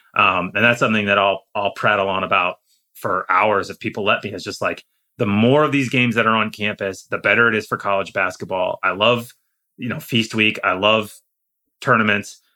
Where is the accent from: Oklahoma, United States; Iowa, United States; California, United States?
Iowa, United States; moved away; also born or lived in Indiana / Chicago; I grew up in Iowa. I went to Indiana. So I'm, uh, you know, I lived in Chicago for six years